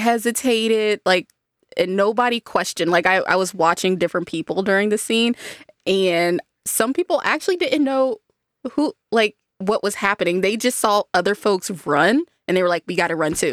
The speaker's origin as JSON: {"language": "English", "country": "United States", "said": "as an American"}